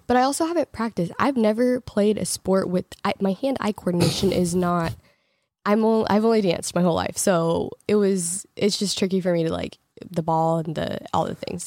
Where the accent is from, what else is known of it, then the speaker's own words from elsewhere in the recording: Portland, Oregon, United States; moved away as an adult; also born or lived in Los Angeles / Texas; now in Michigan, United States; I grew up in Portland and it was gray, like, every single day, but I was also in high school